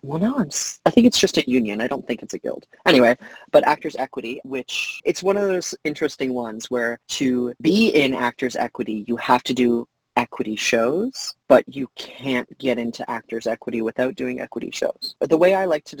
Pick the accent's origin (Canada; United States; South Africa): Canada; I'm a Canadian citizen